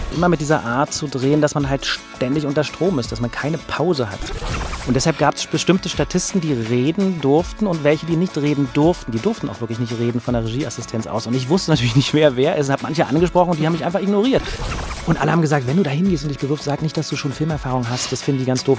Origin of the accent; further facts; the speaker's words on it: Berlin, Germany; ich bin ja selber Berliner und ich kenne das seit meiner Kindheit